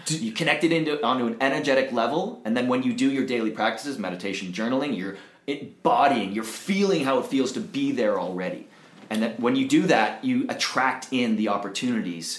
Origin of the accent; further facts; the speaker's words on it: Toronto, Ontario, Canada; moved away as an adult; now in Costa Rica; I'm originally from Toronto, Canada.